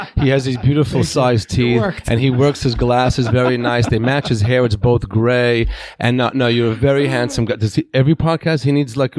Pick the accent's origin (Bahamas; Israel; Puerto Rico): Israel; first language Hebrew; English is a second language; moved away; I was born in Israel.